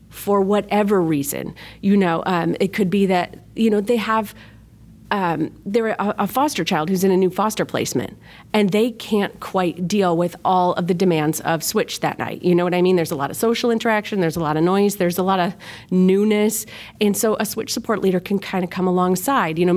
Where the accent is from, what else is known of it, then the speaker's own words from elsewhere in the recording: Rochester, New York, United States; Um, I am originally from Rochester, New York. That's upstate. We have a really flat accent like Chicago